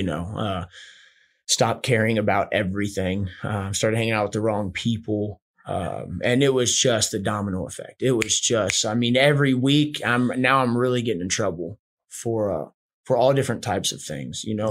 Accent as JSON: {"language": "English", "town": "Houston", "region": "Texas", "country": "United States", "tie": "born or raised there", "also_born_or_lived": "Charleston, West Virginia / Spencer, West Virginia / Austin, Texas", "said": "i was born in charleston west virginia um grew up in spencer for i think maybe like up to five somewhere around there then we moved to houston"}